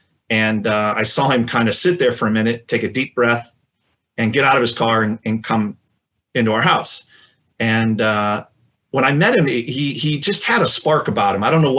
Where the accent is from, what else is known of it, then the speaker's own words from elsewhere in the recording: Iowa, United States; also born or lived in California; I grew up partly in Iowa and partly in California.